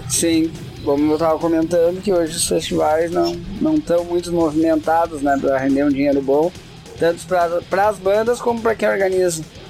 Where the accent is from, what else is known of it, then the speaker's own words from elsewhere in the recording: Gaúcho, Rio Grande do Sul, Brazil; eu que também sou gaúcho